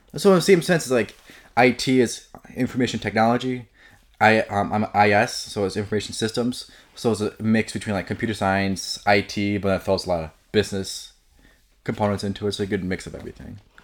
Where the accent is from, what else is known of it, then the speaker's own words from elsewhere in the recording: Elmhurst, Illinois, United States; Grew up in Elmhurst my whole life, pretty much.